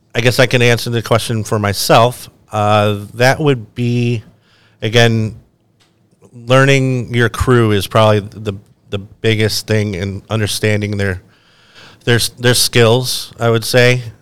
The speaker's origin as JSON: {"language": "English", "town": "Buffalo", "region": "New York", "country": "United States", "moved": "as an adult", "lives_now": "Myrtle Beach, United States", "said": "I'm actually from Buffalo, New York, and I came down to Myrtle for this program"}